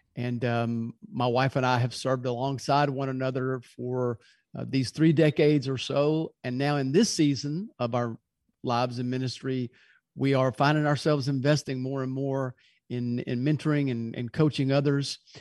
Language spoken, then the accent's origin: English; Louisville, Kentucky, United States; now in Birmingham, United States; originally, I'm from Louisville, Kentucky.